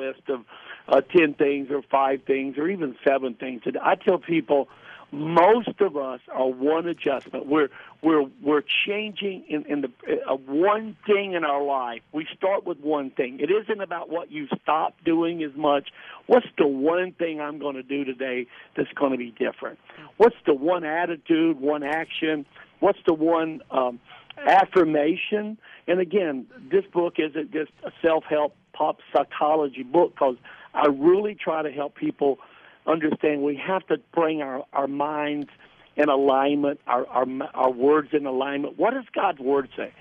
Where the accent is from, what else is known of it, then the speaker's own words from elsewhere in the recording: the South, United States; I grew up in the South